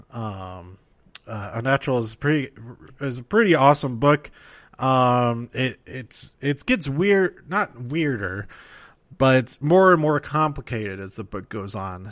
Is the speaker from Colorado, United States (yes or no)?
yes; Colorado, United States; my home state